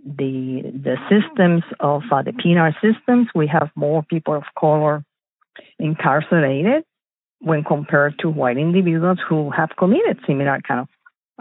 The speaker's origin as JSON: {"language": "English", "country": "Puerto Rico", "tie": "born or raised there", "also_born_or_lived": "Chicago, Illinois, United States", "moved": "as an adult", "lives_now": "United States", "said": "I was born in Chicago from Puerto Rican parents, and then we moved back to the island. So I grew up in Puerto Rico, and then I came back for studying to the United States"}